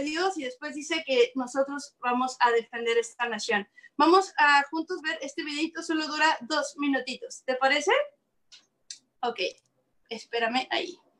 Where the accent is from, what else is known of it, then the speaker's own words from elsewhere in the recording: Mexico; now in Canada; yo soy mexicana